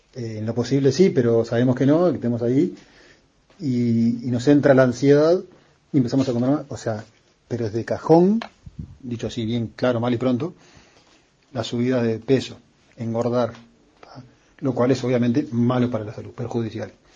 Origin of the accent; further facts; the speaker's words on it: Uruguay; somos uruguayos